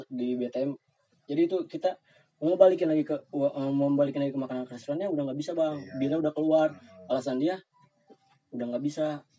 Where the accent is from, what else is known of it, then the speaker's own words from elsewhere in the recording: West Java, Indonesia; gua kan orang Sunda, hmm. roti gua nggak suka.